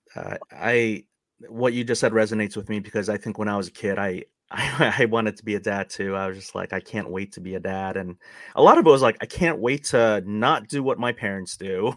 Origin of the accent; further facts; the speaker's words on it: New York City, New York, United States; I'm a Queens boy, or I grew up in Queens